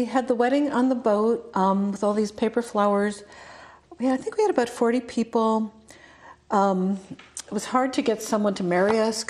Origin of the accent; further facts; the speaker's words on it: Ohio, United States; moved away; also born or lived in Mamaroneck, New York; my parents went to Miami. I grew up in Ohio.